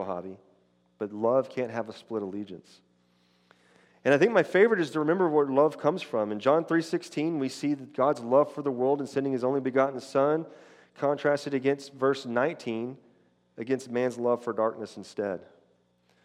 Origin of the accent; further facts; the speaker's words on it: West Texas, United States; I grew up out in West Texas where herding was done aggressively